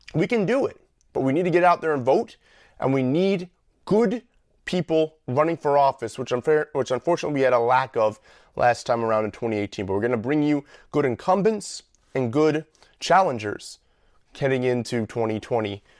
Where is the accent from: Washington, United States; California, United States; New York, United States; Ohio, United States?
New York, United States; the state that I grew up in The state I live in, the state that I love